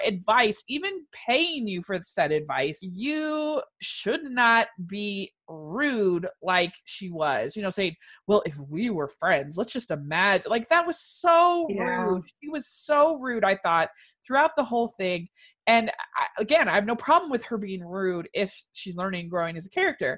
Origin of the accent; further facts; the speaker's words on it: Maryland, United States; I grew up in Maryland